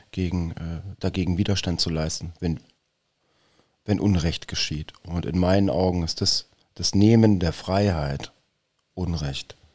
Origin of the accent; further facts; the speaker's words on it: Bavaria, Germany; now in Berlin, Germany; ich komme aus Bayern, Servus.